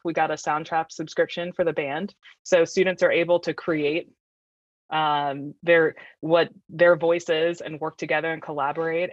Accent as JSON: {"language": "English", "town": "Fredericksburg", "region": "Virginia", "country": "United States", "tie": "born or raised there", "also_born_or_lived": "Richmond, Virginia", "said": "I'm actually from Virginia, but I'm not from this area. I grew up in Fredericksburg and went to Chancellor High School"}